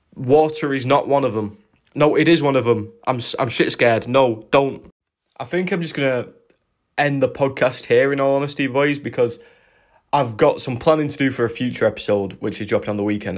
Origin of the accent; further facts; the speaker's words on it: United Kingdom; as British people